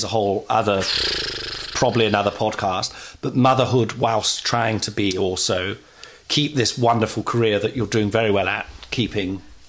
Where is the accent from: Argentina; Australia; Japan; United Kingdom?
United Kingdom; Nottingham, East Midlands; I mean, I grew up in Nottingham back in the day